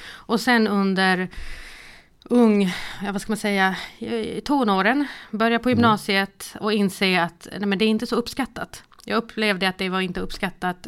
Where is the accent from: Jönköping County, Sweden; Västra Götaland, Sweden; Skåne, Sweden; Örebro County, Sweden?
Skåne, Sweden; Malmö; Sen så är jag uppvuxen i Rosengård i Malmö